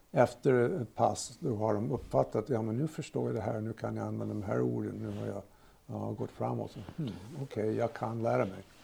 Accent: United States; Swedish is a second language; now in Sigtuna, Sweden; kommer också från USA. Bott här 50 år.

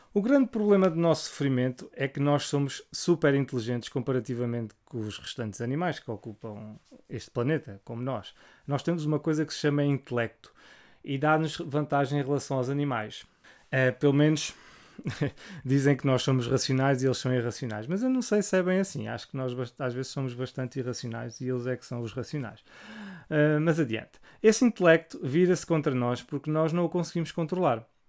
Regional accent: Portugal; como português

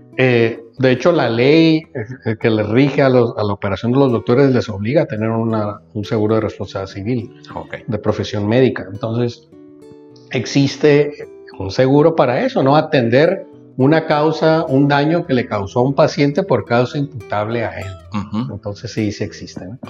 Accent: Mazatlán, Sinaloa, Mexico; also born or lived in Guadalajara; crecí eh, toda mi vida en Mazatlán, no obstante que nací en Guadalajara

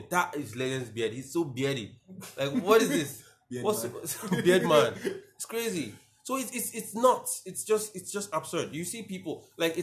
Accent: Nigeria; being a Nigerian

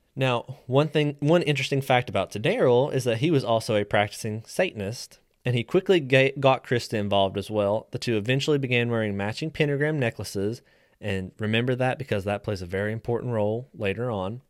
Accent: West Virginia, United States; moved away as an adult; now in Tennessee, United States; I'm a West Virginia transplant. I've only been here about ten years

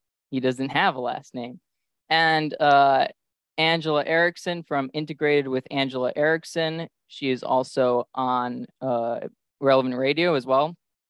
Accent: Illinois, United States; I have my fellow Midwesterners with me. So I am from Illinois.

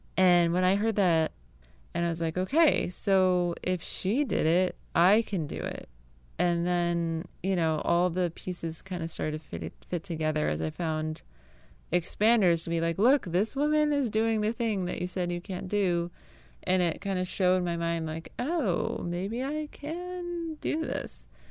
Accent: Connecticut, United States; also born or lived in Arlington; now in North Carolina, United States; I grew up in Connecticut, a very rural town with cows and cornfields

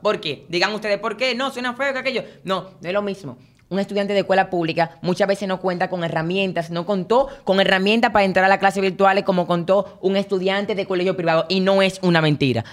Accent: Dominican Republic; Como estudiantes dominicanos

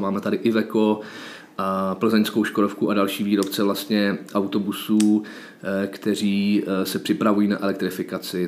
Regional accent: Czechia

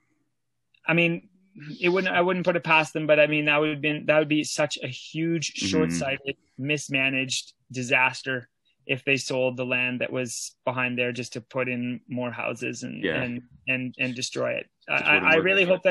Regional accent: Sudbury, Ontario, Canada; moved away as an adult; also born or lived in Alberta; now in Norway; growing up in Sudbury, we had a good community

